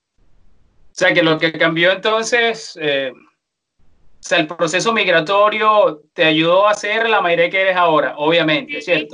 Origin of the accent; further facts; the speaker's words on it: Venezuela; now in Chile; como venezolanos